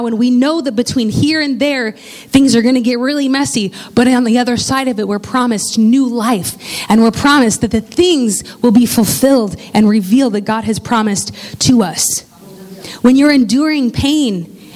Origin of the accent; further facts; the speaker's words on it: Indiana, United States; I grew up in Indiana